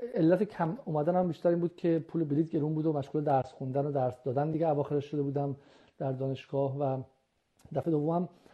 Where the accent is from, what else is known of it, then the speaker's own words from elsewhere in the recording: Iran; moved away as an adult; also born or lived in United Kingdom; من سال 79 از از ایران اومدم درسم رو موقع تمام کرده بودم تو ایران